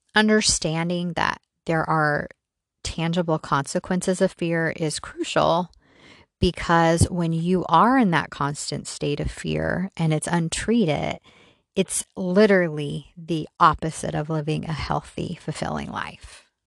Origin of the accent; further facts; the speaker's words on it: Mesa, Arizona, United States; We grew up in Mesa, Arizona